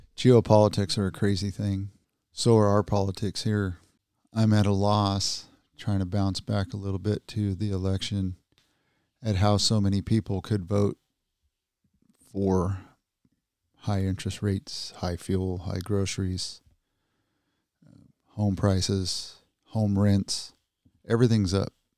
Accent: United States; as Americans

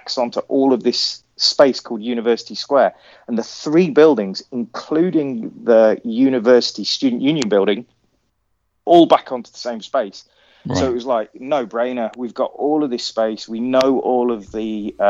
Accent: Coventry, West Midlands, United Kingdom; I grew up in and around Coventry.

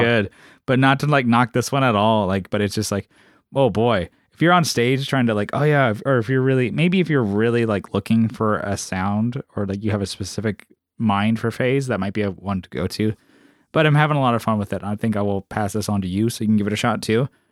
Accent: San Diego, California, United States; moved away; we're, we're, we're from San Diego, so we don't get that weather

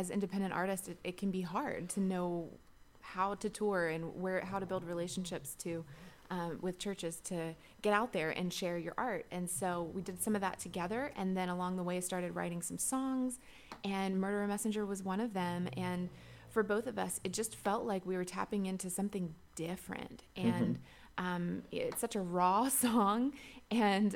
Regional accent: Shenandoah Valley, Virginia, United States; moved away as an adult; also born or lived in Nashville, Tennessee; I grew up in the Shenandoah Valley of Virginia going to a Church of the Brethren

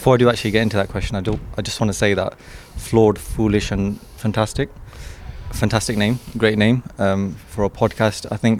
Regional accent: Wolverhampton, West Midlands, United Kingdom; born or raised there; also born or lived in Derby

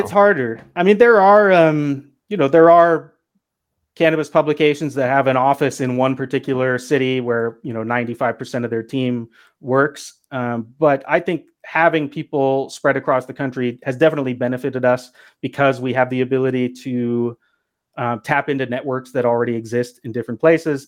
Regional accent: Pacific Northwest, United States; also born or lived in Los Angeles, United States; I'm from the Pacific Northwest

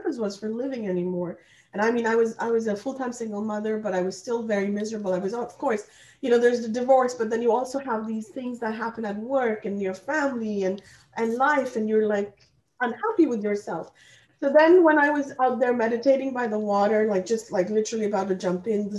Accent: India; English is a second language; moved away as an adult; now in Canada; I am actually born and raised in India, and I came to Canada to study, and I have been kind of like, you know, in Canada since the age of about 20 years old

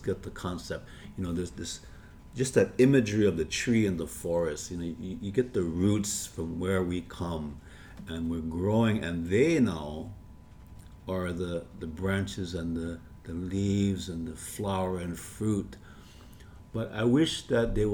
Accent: Hawaii, United States; We are Hawaiian

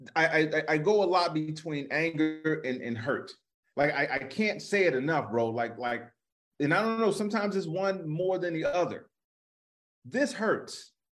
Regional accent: Chicago, Illinois, United States; I'm from Chicago

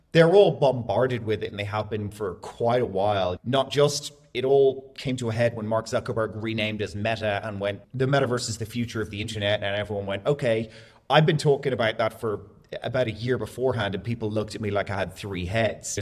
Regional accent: Dublin, Leinster, Ireland; moved away as an adult; also born or lived in Florianópolis, Brazil; now in Dubai, United Arab Emirates; I'm from Dublin in Ireland, born and raised most of my entire life, but bounced around a little bit.

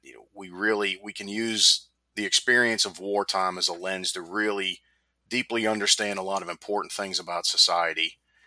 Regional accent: Pittsburgh, Pennsylvania, United States; now in Myrtle Beach, United States; I grew up in Pittsburgh

